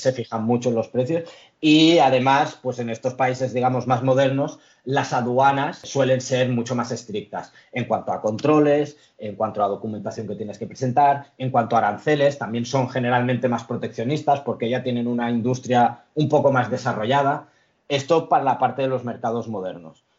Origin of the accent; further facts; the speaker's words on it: Lloret de Mar, Catalonia, Spain; moved away as an adult; now in Barcelona, Spain; mis padres llegaron a España hace 50 años o algo así, yo he nacido aquí. Eh, soy de Lloret de Mar